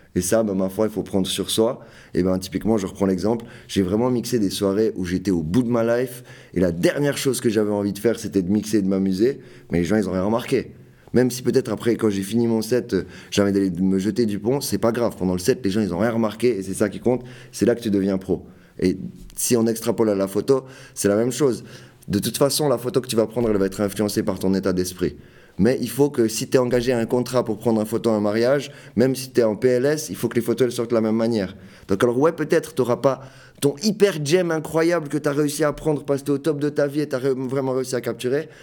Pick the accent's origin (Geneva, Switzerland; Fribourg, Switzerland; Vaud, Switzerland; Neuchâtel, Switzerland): Fribourg, Switzerland; je viens de Fribourg